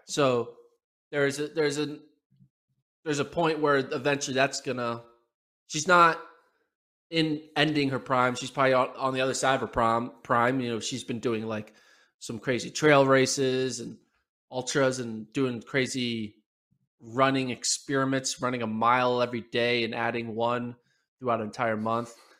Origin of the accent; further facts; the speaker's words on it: United States; as an American